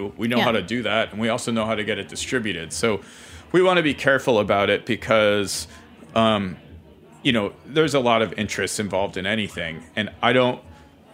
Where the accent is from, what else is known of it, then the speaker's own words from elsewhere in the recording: Ohio, United States; I grew up in Ohio